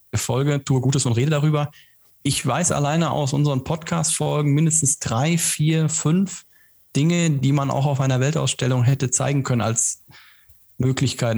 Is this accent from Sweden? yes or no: no; Germany; bei uns in Deutschland